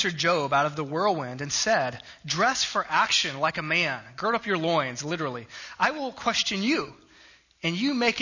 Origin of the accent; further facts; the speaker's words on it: South Texas, United States; I grew up in South Texas